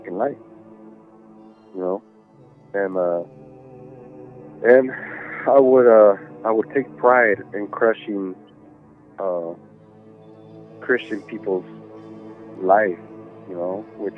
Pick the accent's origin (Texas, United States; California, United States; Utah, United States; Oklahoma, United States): California, United States; Los Angeles; I grew up in East